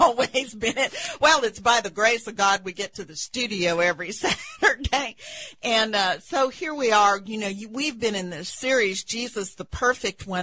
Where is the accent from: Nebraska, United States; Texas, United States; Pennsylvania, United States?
Texas, United States; West; moved away; I come from West Texas